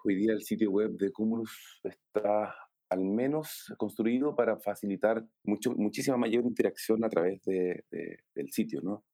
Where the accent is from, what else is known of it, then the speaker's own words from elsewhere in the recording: Chile; soy diseñador chileno